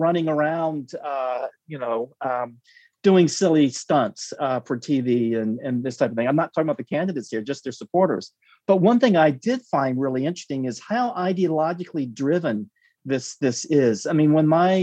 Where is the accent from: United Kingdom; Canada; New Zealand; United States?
United States; as an American in Paris